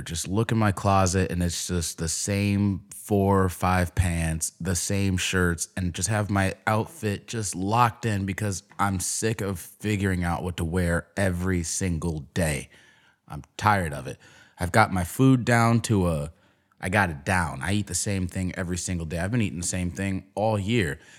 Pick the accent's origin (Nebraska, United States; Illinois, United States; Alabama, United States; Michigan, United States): Illinois, United States; Chicago; growing up in Chicago